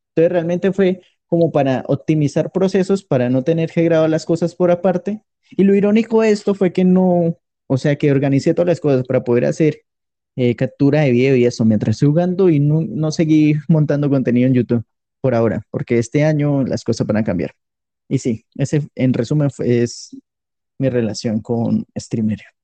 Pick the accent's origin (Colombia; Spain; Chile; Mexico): Colombia; yo soy colombiano